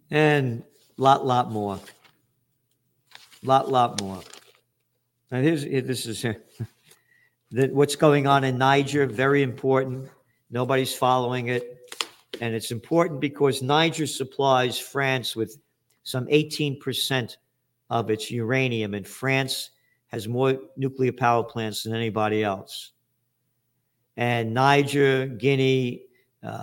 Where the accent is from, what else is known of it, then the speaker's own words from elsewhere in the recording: New York, United States; I'm a New Yorker